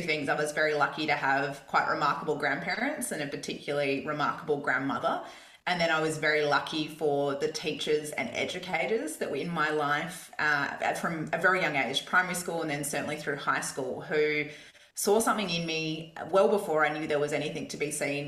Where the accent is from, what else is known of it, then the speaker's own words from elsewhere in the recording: Perth, Western Australia, Australia; Perth, where I grew up in Scarborough